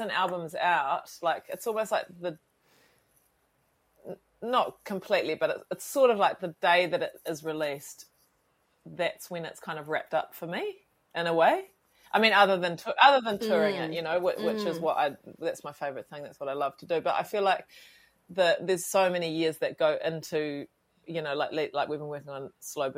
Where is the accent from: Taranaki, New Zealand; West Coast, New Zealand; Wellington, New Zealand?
West Coast, New Zealand; Westport; moved away; I grew up on a farm outside of about 10 k's outside of Westport at a tiny little place called Cape Falwind